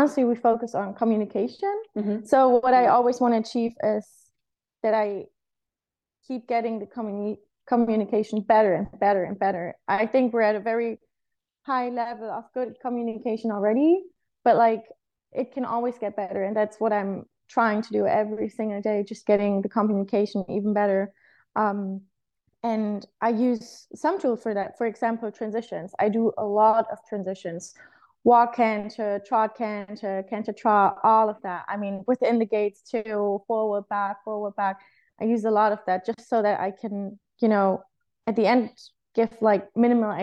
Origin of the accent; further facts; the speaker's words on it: Germany; I was actually riding for my home country, which was, I mean, a great honor, especially because, Germany is very competitive